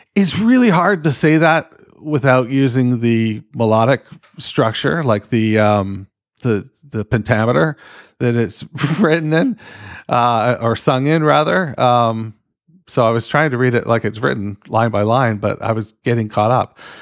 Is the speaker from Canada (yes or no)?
yes; Canada; I'm fucking Canadian.